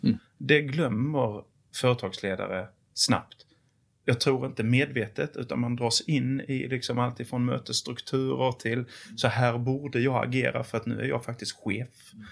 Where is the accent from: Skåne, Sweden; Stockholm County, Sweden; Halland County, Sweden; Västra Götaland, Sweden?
Skåne, Sweden; Åhus; moved away; also born or lived in Torsebro; jag är född i Torsebro. Jag är uppväxt i Åhus och Kristianstad kommun.